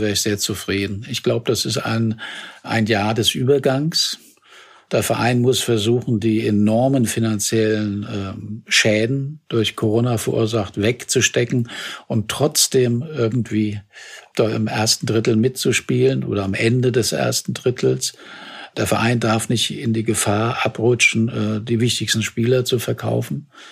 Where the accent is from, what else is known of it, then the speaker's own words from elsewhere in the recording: Germany; vielleicht sind wir Deutsche